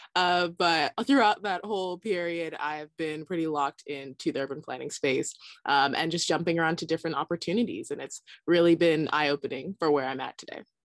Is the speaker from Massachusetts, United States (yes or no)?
no; Southern California, United States; I grew up in Southern California, but was definitely in the suburbs